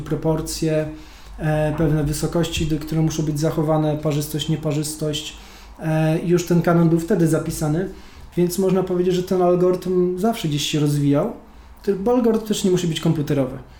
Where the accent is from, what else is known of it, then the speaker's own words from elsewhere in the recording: Gdańsk, Pomeranian Voivodeship, Poland; Sam się wychowałem w falowcu